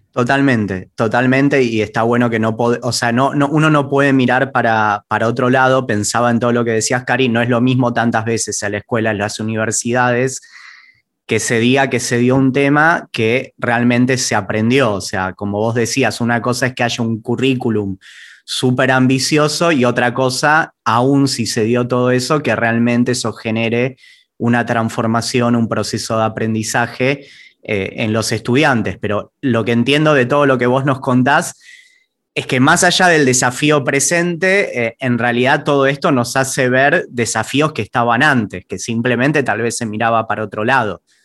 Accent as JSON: {"language": "Spanish", "country": "Argentina"}